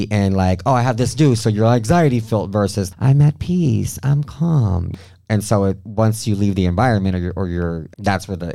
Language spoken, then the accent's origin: English; Mexico; I'm from Mexico been drinking since I was 13, and that's just part of our culture down there.